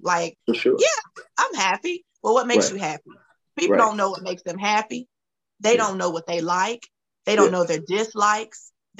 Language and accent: English; Camden, North Carolina, United States; from Camden, North Carolina.